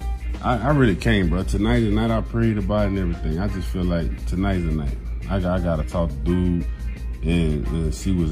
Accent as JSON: {"language": "English", "region": "Louisiana", "country": "United States", "said": "Y'all hear it in my voice. I'm from Louisiana"}